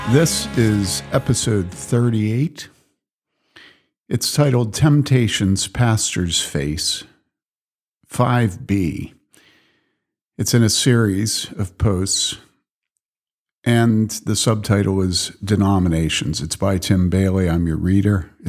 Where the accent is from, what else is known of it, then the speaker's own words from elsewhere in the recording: Wheaton, Illinois, United States; moved away; growing up in Wheaton's evangelicalism